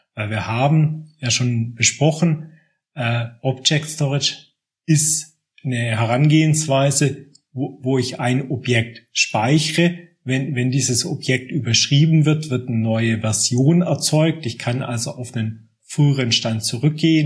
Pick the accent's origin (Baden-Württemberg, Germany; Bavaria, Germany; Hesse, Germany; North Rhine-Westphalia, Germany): Baden-Württemberg, Germany; Aalen; moved away as an adult; also born or lived in Munich area; now in Munich, Germany; ich bin vor gut zwanzig Jahren hierher gezogen, komme ursprünglich aus Aalen in Baden-Württemberg